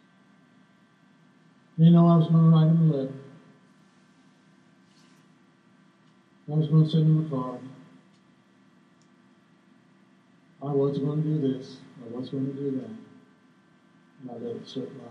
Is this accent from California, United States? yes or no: yes; California, United States; We grew up in California and we had the carousel there